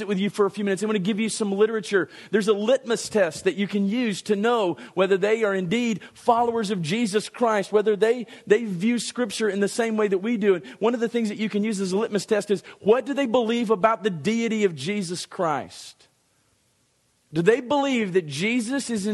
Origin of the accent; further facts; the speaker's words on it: Dallas, Texas, United States; I was born on July the 27th, 1966 in Dallas, Texas.